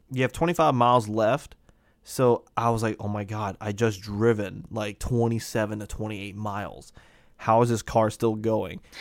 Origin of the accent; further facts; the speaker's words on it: United States; me being an American